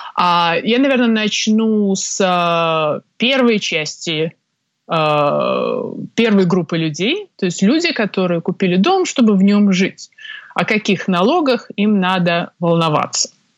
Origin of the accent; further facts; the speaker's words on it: Minsk, Belarus; moved away as an adult; now in Toronto, Canada; Сама родом я из Беларуси, из Минска, где я закончила юридический факультет Белорусского государственного университета